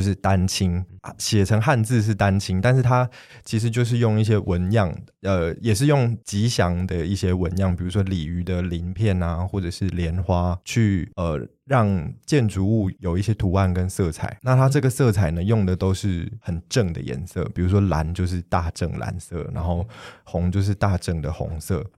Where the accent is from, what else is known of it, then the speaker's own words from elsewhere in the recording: Taiwan; 虽然我从小在台湾土生土长，但是因为父亲的关系，在家里接受到的是比较偏韩式的教育